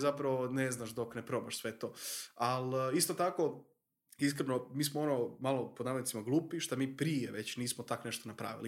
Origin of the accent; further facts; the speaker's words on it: Croatia; tu kod nas u Hrvatskoj, mi smo mala država